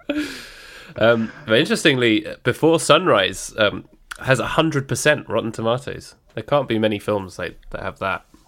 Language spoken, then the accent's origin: English; United Kingdom; we're British